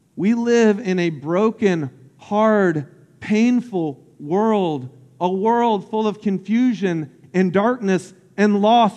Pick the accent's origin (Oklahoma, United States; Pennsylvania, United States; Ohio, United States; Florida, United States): Florida, United States; Lake Wales; I grew up in Central Florida called Polk County. And uh, about an hour south of Orlando. And I grew up on this lake called Lake Wales Lake.